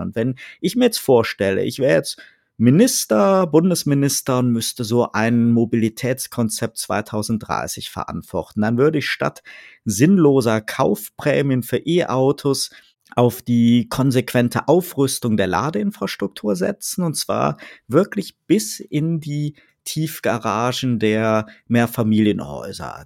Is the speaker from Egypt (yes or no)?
no; Rhineland, Germany; now in Baden-Württemberg, Germany; als Rheinländer